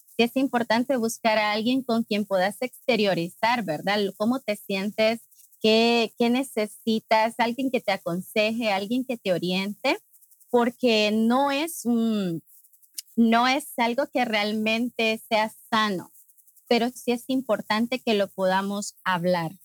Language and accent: Spanish; Honduras; soy de Honduras, de Centroamérica.